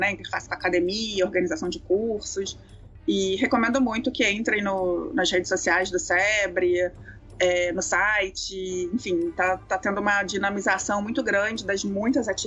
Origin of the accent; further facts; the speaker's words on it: Israel; eu sou judia, eu sou também israelense, né?